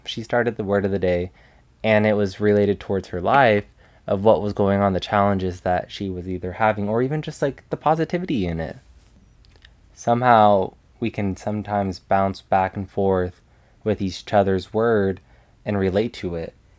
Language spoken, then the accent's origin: English; Las Vegas, Nevada, United States; I am originally from Las Vegas, Nevada, and I'm still currently living in Las Vegas.